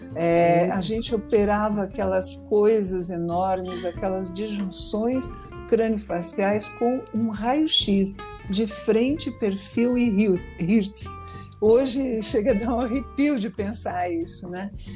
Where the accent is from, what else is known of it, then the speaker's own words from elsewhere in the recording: Rio Grande do Sul, Brazil; eu sou do Rio Grande do Sul